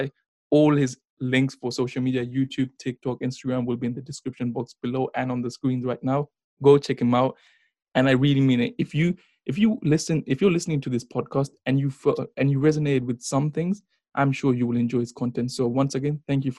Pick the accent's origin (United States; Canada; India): India; I'm from India